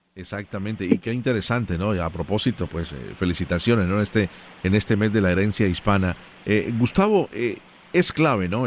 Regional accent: Colombia; now in United States; yo soy colombiano

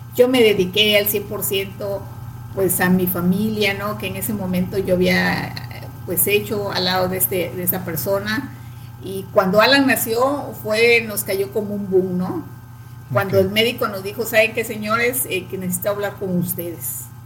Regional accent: a town in Veracruz state, Mexico; now in Veracruz, Mexico; nosotros somos de aquí, del estado de Veracruz, de un pueblo del estado de Veracruz, y posteriormente cuando yo terminé la secundaria, me vine a Veracruz a estudiar

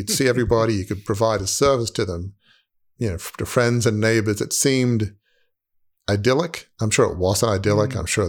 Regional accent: Sydney, New South Wales, Australia; it felt like living in a goldfish bowl growing up in Sydney.

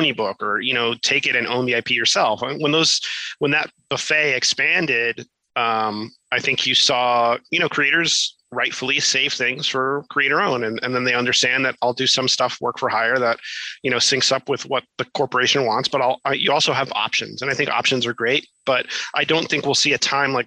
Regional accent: Miami, Florida, United States; set in Miami, my hometown

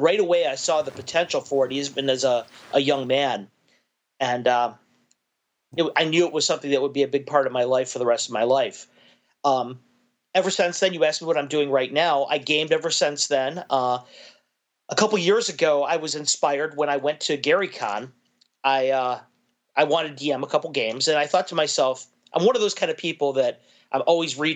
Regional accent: Chicago, Illinois, United States; I was born in Chicago, Illinois

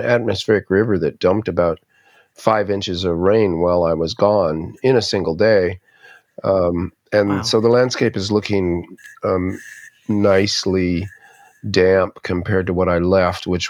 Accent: Orange County, Southern California, United States; I was brought up in Southern California in Orange County

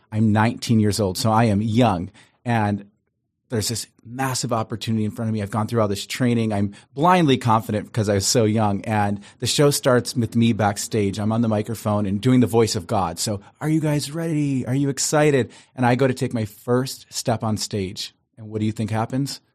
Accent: Cleveland, Ohio, United States; now in Los Angeles, United States; I grew up in Cleveland, Ohio, beautiful Italian family

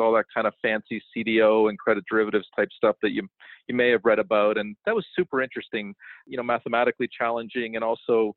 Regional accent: Toronto, Ontario, Canada; I was born in Toronto

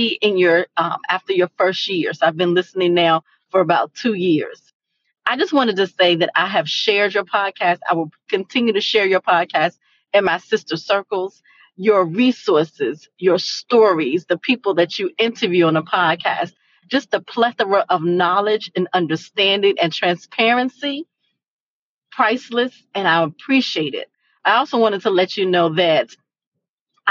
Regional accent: Virginia, United States; now in Florida, United States; I am here in Florida, even though I'm from Virginia

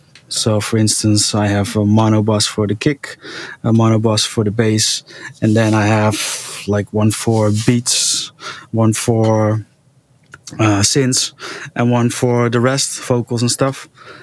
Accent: Netherlands; now in Aruba; because I came from the Netherlands, everything was 220 volts

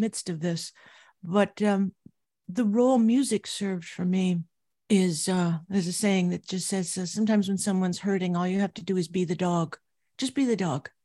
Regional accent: Anaheim, California, United States; I grew up in Southern California, Anaheim, California, to be specific.

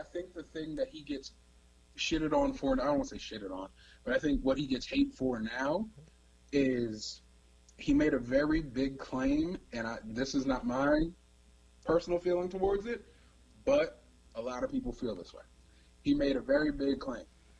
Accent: Cleveland, Ohio, United States; born there; I didn't know why I gravitated to four niggas from Cleveland, even though I was born in Cleveland, but I did.

